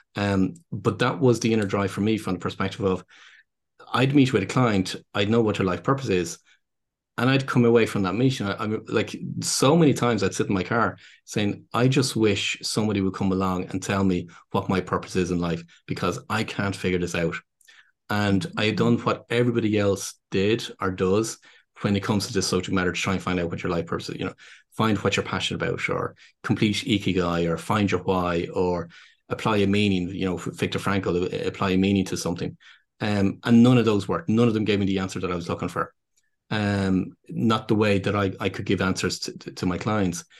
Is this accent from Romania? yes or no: no; Dublin, Leinster, Ireland; accent: Irish; what people would probably gather from my accent is that, um, so I'm based here in Dublin in Ireland